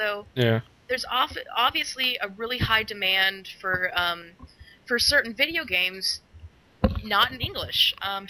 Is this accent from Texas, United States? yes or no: yes; Texas, United States; moved away; also born or lived in Dallas; I'm originally from Texas. I lived in Dallas